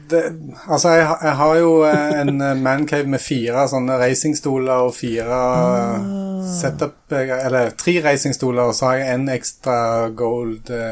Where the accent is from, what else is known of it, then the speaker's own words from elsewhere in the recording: Rogaland, Norway; now in Eastern Norway, Norway; jeg kom, som du hører, fra Jæren, fra Rogaland. og selv om det ikke høres sånn ut, så har jeg bodd på Østlandet i 20 år.